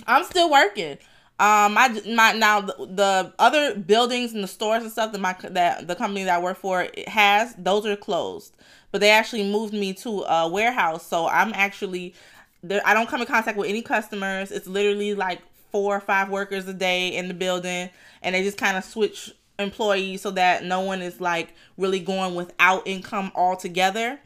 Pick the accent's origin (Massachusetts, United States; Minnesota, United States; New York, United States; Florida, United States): Florida, United States; Fort Lauderdale; I'm from Lauderdale